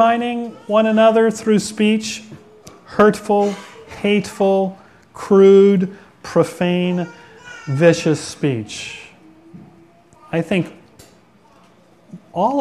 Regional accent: Manchester, Washington, United States; where I grew up in Manchester and where Namu, the killer whale, was in that little cove there

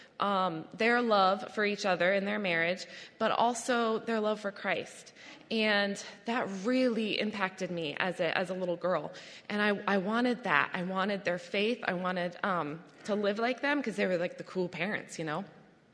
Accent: Adirondack Park, upstate New York, United States; I grew up in the Adirondack Park, which is in upstate New York

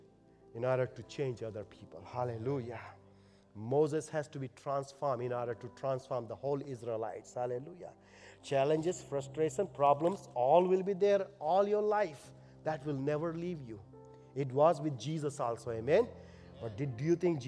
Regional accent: India; moved away; I'm an Indian.

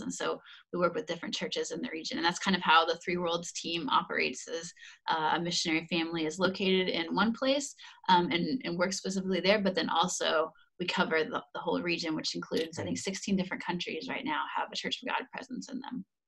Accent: United States; moved away as an adult; also born or lived in Indiana / Netherlands; now in Hungary; Dan and I grew up in America

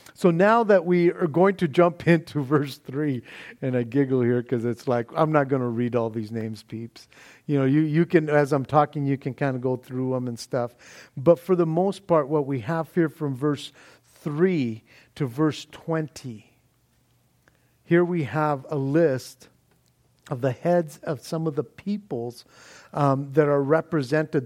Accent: Norwalk, United States; lived in my hometown of Norwalk

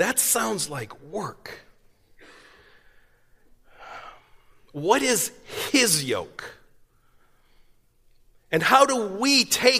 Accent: East Coast, United States; moved away; I grew up in the East Coast

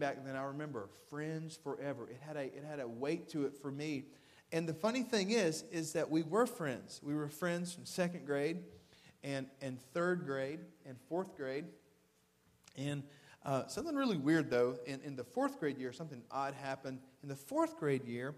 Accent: Waverly, Tennessee, United States; born or raised there; also born or lived in Camden, Tennessee

